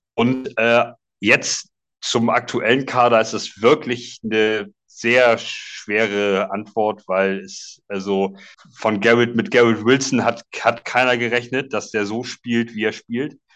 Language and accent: German; Schleswig-Holstein, Germany; komme aus äh, grob Hamburg. Es ist äh, in Wirklichkeit noch Schleswig-Holstein, aber zwei Kilometer von der Grenze weg